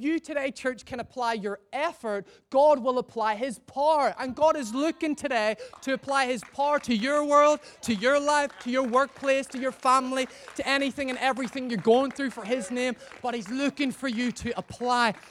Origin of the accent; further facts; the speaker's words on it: Northern Ireland, United Kingdom; moved away as an adult; also born or lived in Gloucester; now in Chester, United Kingdom; I'm originally from Northern Ireland. I don't know if you can hear that from my messed up accent